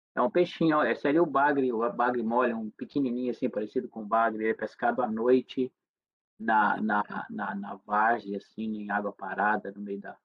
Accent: Minas Gerais, Brazil; moved away

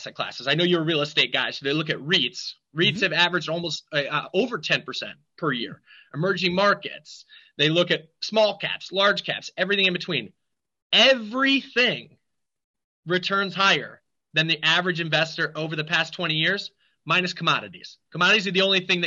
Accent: Catskill Mountains, upstate New York, United States; I grew up in the Catskill Mountains in upstate New York in a one red light town, literally one red light

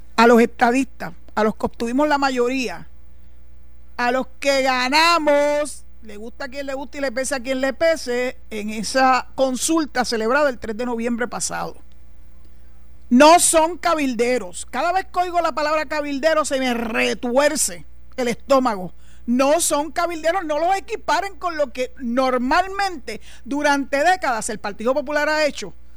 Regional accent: Puerto Rico

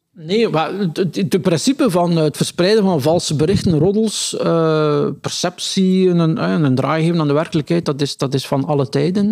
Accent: Meulebeke, Flanders, Belgium; now in Ghent, Belgium; mijn geboortedorp Mullebeek

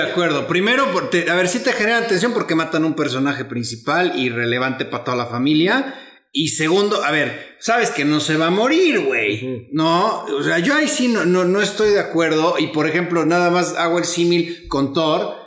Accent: Mexico; los mexicanos somos conocidos por ser buena onda

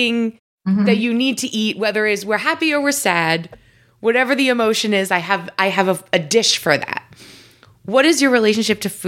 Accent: New York, United States; I grew up in New York, and I grew up in Italian families

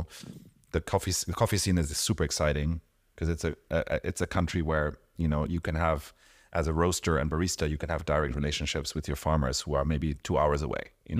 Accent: Mexico; born there; But I was born in Mexico. I go back almost every year.

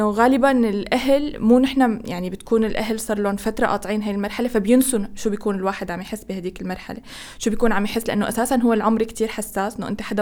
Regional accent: Egypt; نفس عندنا في مصر

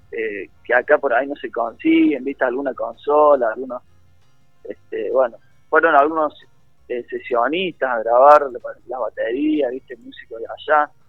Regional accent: Córdoba, Argentina; now in Buenos Aires, Argentina; Él se vino a estudiar a Buenos Aires, bueno, yo también me vine de Córdoba para acá y nos conocimos

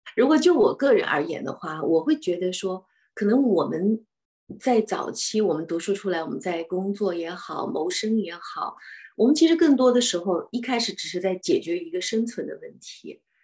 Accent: China; now in Australia; 我们中国人讲家丑不可外扬

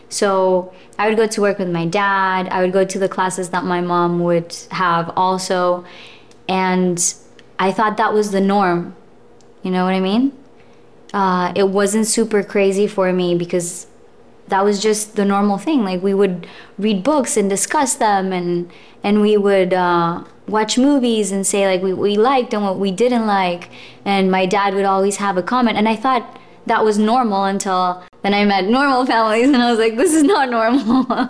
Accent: Colombia; also born or lived in Russia; I was born in Russia. And then when I was 4, we traveled to Colombia.

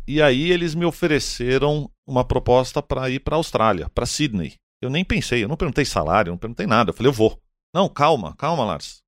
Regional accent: São Paulo, Brazil; Eu nasci aqui, eu estudei em São Paulo

